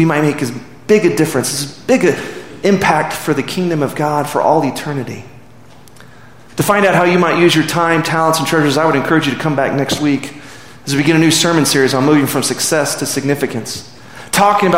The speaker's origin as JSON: {"language": "English", "town": "Midland", "region": "Texas", "country": "United States", "tie": "born or raised there", "said": "I'm from Midland. I went to Midland Lee"}